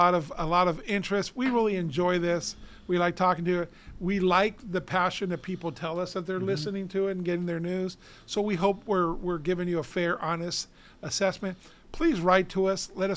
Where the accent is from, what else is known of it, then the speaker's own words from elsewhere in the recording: Downey, California, United States; the city of Downey benefits. That's my hometown